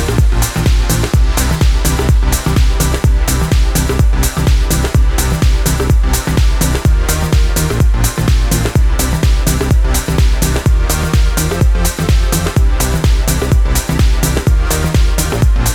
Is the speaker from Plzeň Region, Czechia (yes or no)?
yes; Plzeň, Plzeň Region, Czechia; my hometown Pilsen